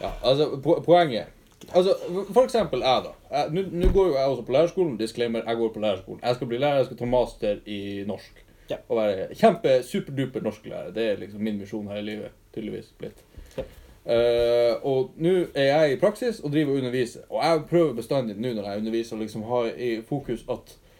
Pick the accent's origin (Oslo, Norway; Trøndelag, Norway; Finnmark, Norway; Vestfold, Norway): Finnmark, Norway; Alta; also born or lived in Hammerfest; kommer fra Alta også